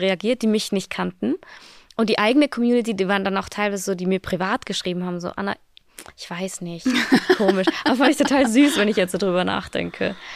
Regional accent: Austria; moved away as an adult; now in Berlin, Germany; ich bin ja aus Österreich, also ich bin, Österreich ist noch immer mein, meine mhm. Heimat

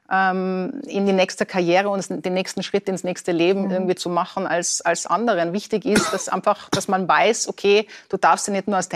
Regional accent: Tyrol, Austria; accent: Tyrolean; als Tirolerin, mit einem richtigen Tiroler Dialekt

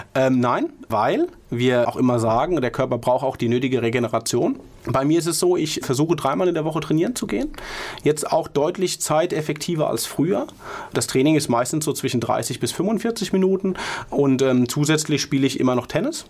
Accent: Mainz, Rhineland-Palatinate, Germany; als Mainzer

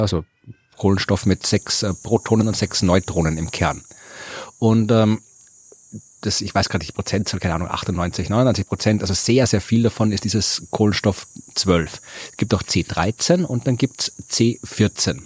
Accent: Krems, Lower Austria, Austria; in Krems, der meiner Heimatstadt, die eher eine Weinstadt ist

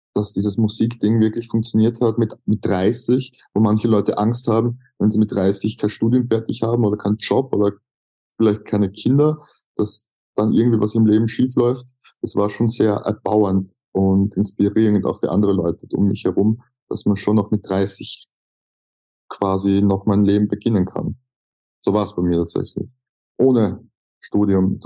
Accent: Austria; accent: Austrian German; Als Österreicher

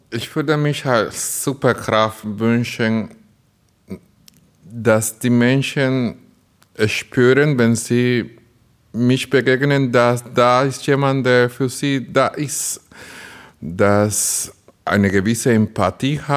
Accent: Dominican Republic; now in Burscheid, Germany; Ich komme aus der Dominikanischen Republik, ein Land auf einer kleinen Insel in der Karibik, wo das ganze Jahr Sommer ist, nicht wie bei uns hier in Bermerskirchen

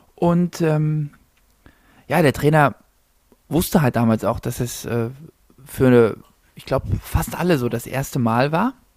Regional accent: Zahna, Saxony-Anhalt, Germany; ich komme gebürtig aus Zahna

